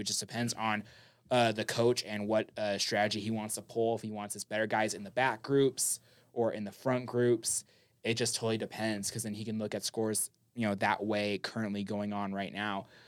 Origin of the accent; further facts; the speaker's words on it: Las Vegas, Nevada, United States; Las Vegas, my hometown